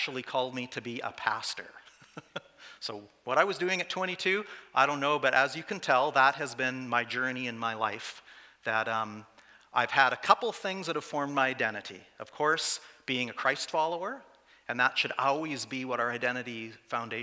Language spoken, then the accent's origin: English; Saskatchewan, Canada; also born or lived in Calgary / Vancouver; I did spend all of my growing up years in 5 small towns.